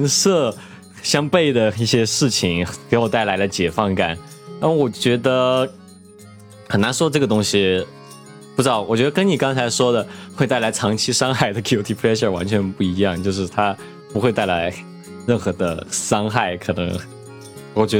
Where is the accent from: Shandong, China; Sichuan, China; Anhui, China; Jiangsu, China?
Sichuan, China; Chengdu; 我从成都来的，这个这个